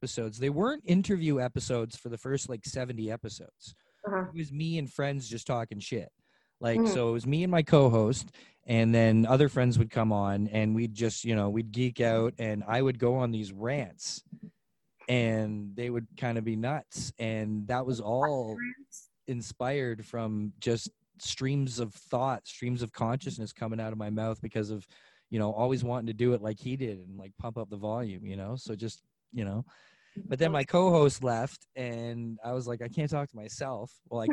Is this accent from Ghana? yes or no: no; Mississauga, Ontario, Canada; him and I grew up together here in Clarkson, over in Clarkson in Mississauga